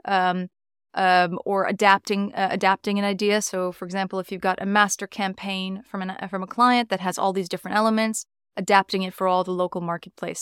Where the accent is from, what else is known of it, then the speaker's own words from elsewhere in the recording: New York, United States; moved away as an adult; now in London, United Kingdom; I'm from New York originally.